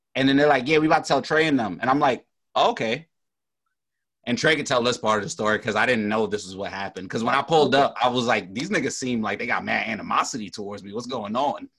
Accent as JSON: {"language": "English", "town": "New York City", "region": "New York", "country": "United States", "said": "I'm from Brooklyn"}